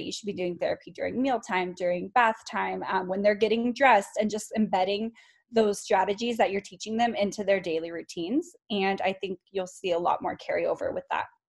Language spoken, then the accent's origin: English; California, United States; moved away as an adult; now in Colorado, United States; I grew up in California and went to California State University Long Beach